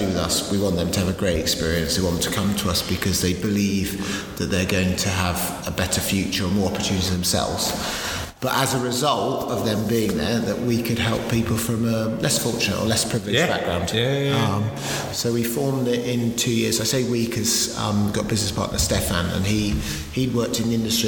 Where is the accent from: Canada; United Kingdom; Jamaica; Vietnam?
United Kingdom; you arrive as a British teenager